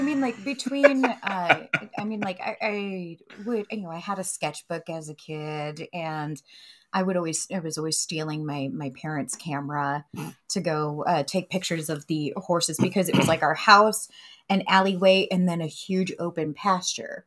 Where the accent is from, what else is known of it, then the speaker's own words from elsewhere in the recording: Savannah, Missouri, United States; moved away; also born or lived in Bloomsburg, Pennsylvania; my family made the move to northwestern Missouri